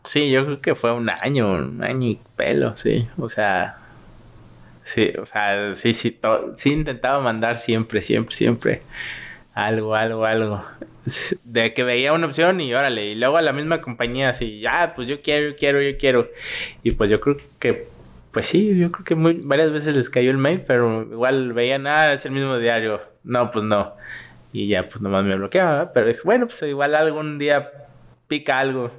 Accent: Guadalajara, Jalisco, Mexico; moved away as an adult; also born or lived in Mexico City; now in Toronto, Canada; soy de Guadalajara

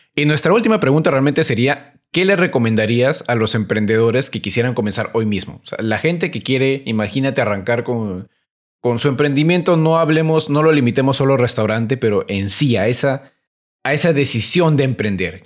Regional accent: Peru; Se los digo como peruano

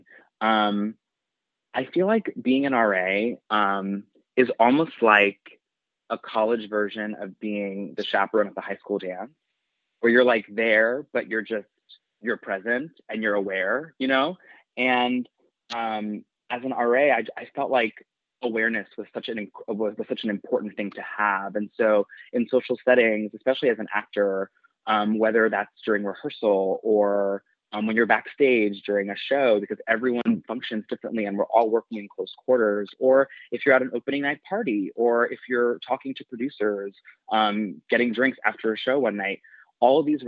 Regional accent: New York City, New York, United States; also born or lived in Long Island, New York; I grew up in Queens and Long Island

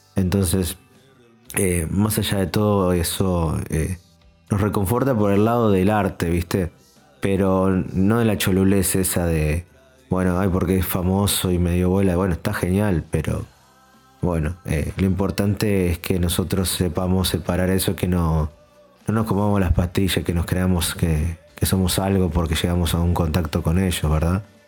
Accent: Argentina; soy argentino

